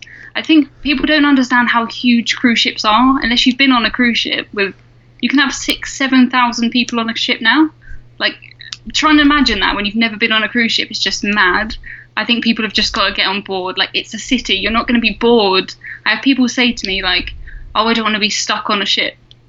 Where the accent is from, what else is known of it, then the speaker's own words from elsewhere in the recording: England, United Kingdom; South of England.